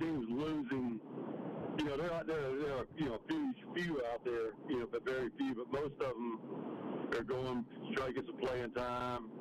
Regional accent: Mobile, Alabama, United States; born or raised there; now in Mississippi, United States

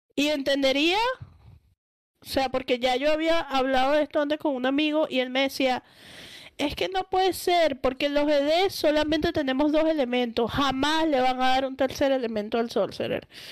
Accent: Caracas, Capital District, Venezuela; moved away; Yo soy de Caracas

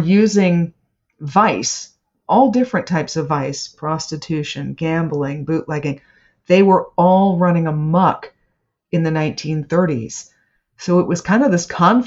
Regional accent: Bethesda, Maryland, United States; I grew up in Bethesda. That was my hometown.

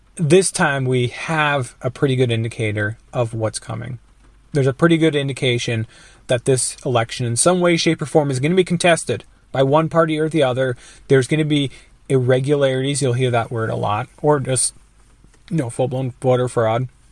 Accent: Minnesota, United States; I'm from Minnesota

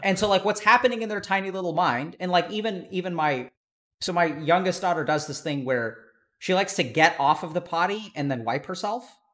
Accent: East Texas, United States; I grew up in East Texas where, you know, there were a lot of racist people

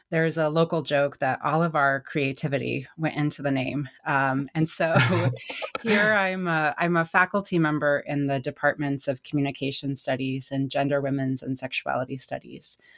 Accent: United States; moved away as an adult; also born or lived in Indiana; growing up in Wyoming, Colorado, um, where I stopped living full time in around 2006 when I graduated from my undergrad.

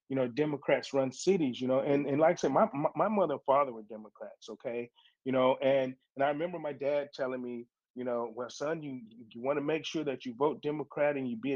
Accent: Cleveland, Ohio, United States; moved away; also born or lived in Virginia Beach, Virginia; I grew up in the hoods of Cleveland, Ohio. I'm from Cleveland, Ohio.

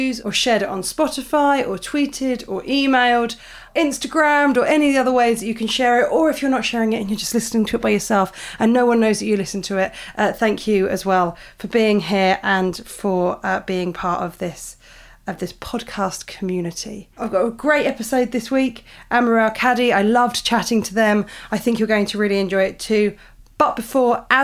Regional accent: United Kingdom; I'm British

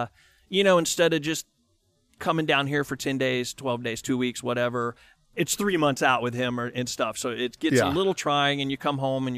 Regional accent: Palmetto, Florida, United States; now in Nashville, United States; I moved to Nashville from Florida, Palmetto, Florida, and I lived in my car and all that, like everybody else, and just started working in the industry.

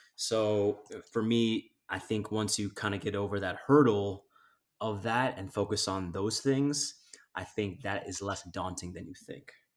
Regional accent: East Coast, United States; now in Los Angeles, United States; I grew up on the East Coast.

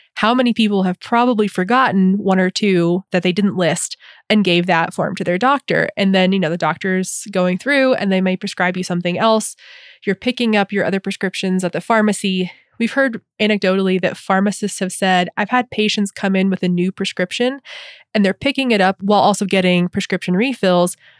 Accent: the South, United States; as a adolescent and teen and young adult growing up in the South

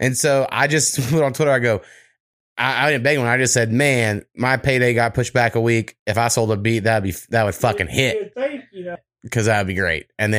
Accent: Warrego, Oklahoma, United States; But for like where I grew up in Warrego, Oklahoma, we had one donut shop that closed down when I was like 4 years old.

